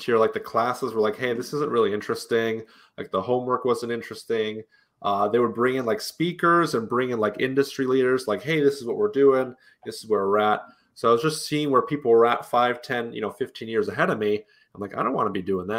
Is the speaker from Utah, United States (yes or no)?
yes; Utah, United States; Grew up mostly in Utah